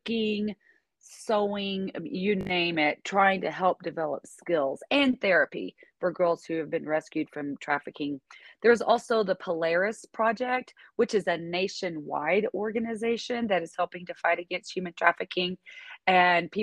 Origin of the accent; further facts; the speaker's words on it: Northwest Arkansas, United States; I'm originally from Northwest Arkansas